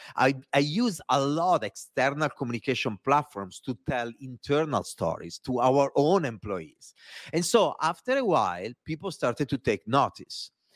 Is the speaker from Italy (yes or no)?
yes; Italy; accent: Italian; English is a second language; moved away; my Italian accent